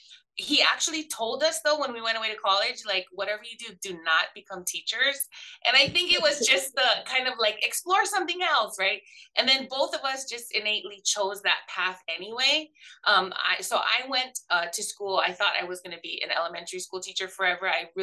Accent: Hawaii, United States; moved away as an adult; also born or lived in Oregon; Originally I was born and raised in Hawaii, so didn't leave there until I went to college. I come from, I think like many teachers, a family of educators.

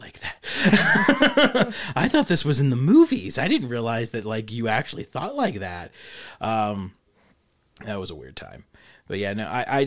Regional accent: United States; I'm an American

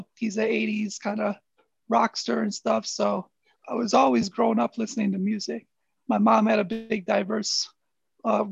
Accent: Flint, Michigan, United States; growing up in Flint

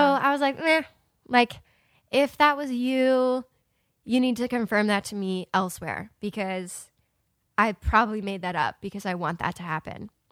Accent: Ohio, United States; moved away; I moved to my hometown and I was gonna stay there for about a month or two, and my plan was to move to Nashville, like, right away. And when I got to, uh, Ohio

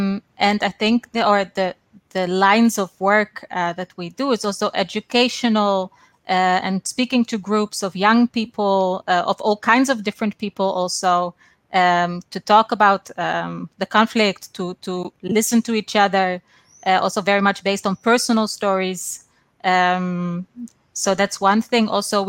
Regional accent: Netherlands; moved away as an adult; now in Israel; I was actually born and raised in Holland, in the Netherlands, but I have Israeli roots as well. And I made Aliyah, or I came to Israel when I was 18.

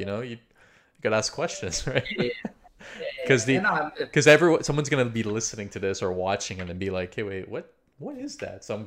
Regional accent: Canada; I'm from Canada

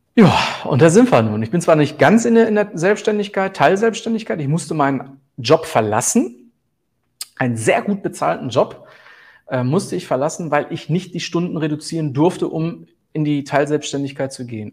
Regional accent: Herten, North Rhine-Westphalia, Germany; ich komme aus dem Ruhrgebiet

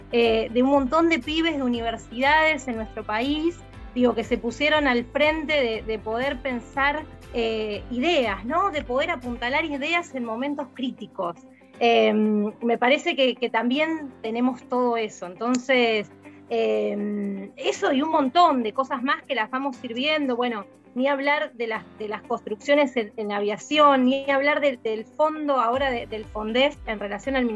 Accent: Argentina; quiénes somos como argentinos, qué valemos, qué es lo que hacemos.

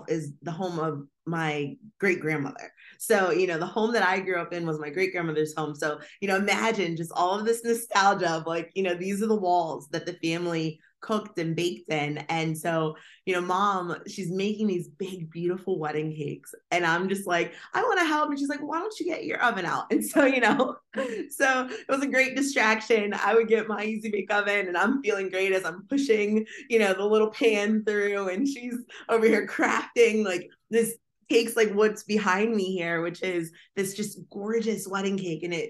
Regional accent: Harrisburg, Pennsylvania, United States; I am originally from Central Pennsylvania. Harrisburg, PA is home

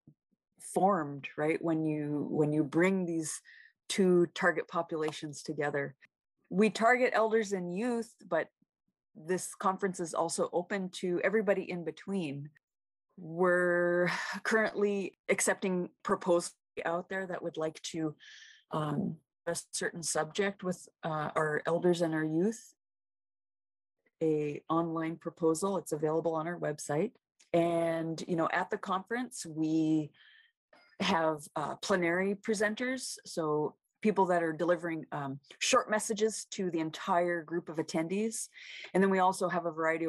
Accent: Seattle, Washington, United States; also born or lived in Metlakatla, Alaska / Kake, Alaska; now in Anchorage, United States; I was raised in Seattle, Washington

